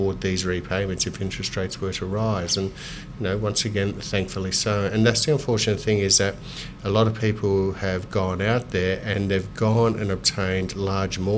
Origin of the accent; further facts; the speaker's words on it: Melbourne, Victoria, Australia; growing up in Moonee Ponds, which was a very diverse suburb and very multicultural suburb